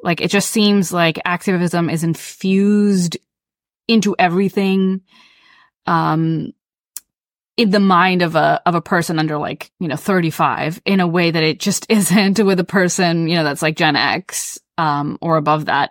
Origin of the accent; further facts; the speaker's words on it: the South, United States; I grew up in the South